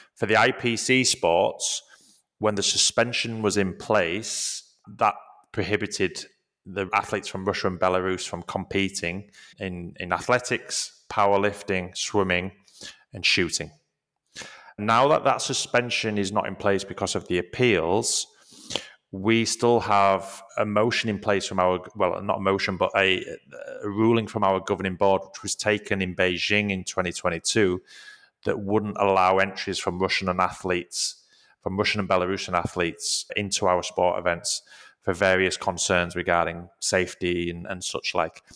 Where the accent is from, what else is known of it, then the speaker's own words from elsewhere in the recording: Leeds, Yorkshire and the Humber, United Kingdom; moved away; Leeds, which is where I'm from.